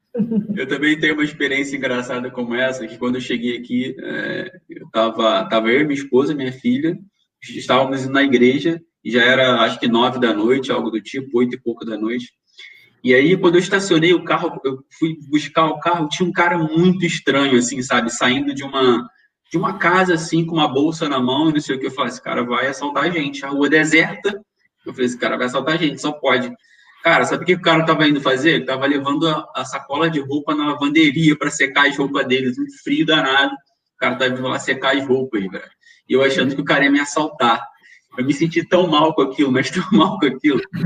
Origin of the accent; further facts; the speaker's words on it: Rio de Janeiro, Brazil; moved away as an adult; now in Lisbon, Portugal; Nós que somos carioca